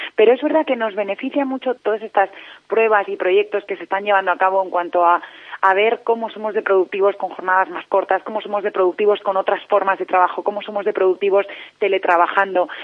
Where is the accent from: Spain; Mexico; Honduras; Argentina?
Spain; cómo somos los españoles